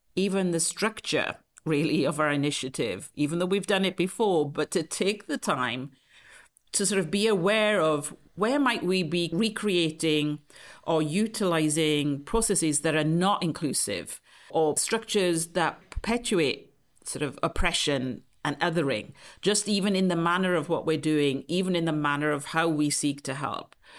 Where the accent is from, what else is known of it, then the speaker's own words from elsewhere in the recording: T-Cross, South Wales, United Kingdom; moved away as an adult; also born or lived in London; now in San Francisco, United States; I grew up actually in a, a small rural mining village in Wales, South Wales, called T-Cross.